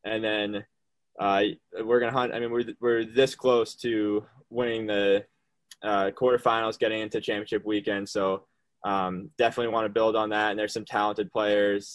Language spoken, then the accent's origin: English; New Hampshire, United States; I'm from New Hampshire